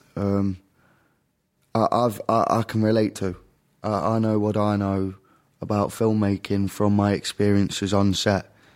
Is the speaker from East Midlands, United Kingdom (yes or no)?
yes; Derby, East Midlands, United Kingdom; The U K, the very central regions of the U K. A place called Derby